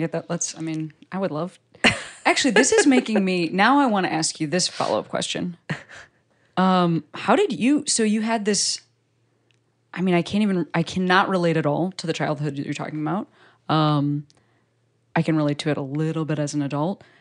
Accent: Chicago, Illinois, United States; I'm also from Chicago

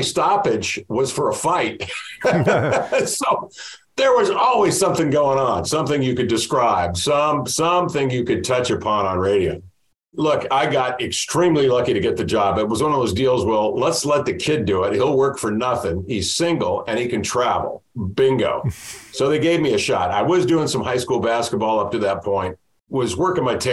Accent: Midwest, United States; growing up in the Midwest

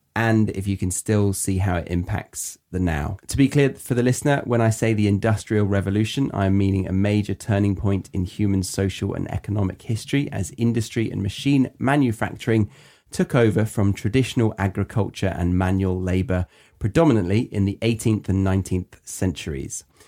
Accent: Surrey, South East England, United Kingdom; I grew up in a very white area. I think I have statistics. In Surrey

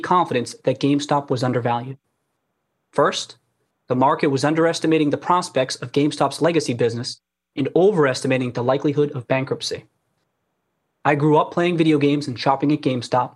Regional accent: Brockton, Massachusetts, United States; I grew up in Brockton, Massachusetts

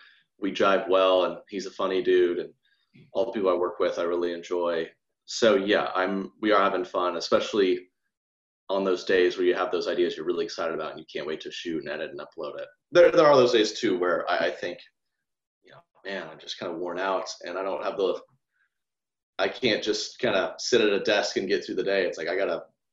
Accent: the South, United States; I grew up so much around those types of girls in the best way. They're all in sororities and we're from the South and they love their handbags.

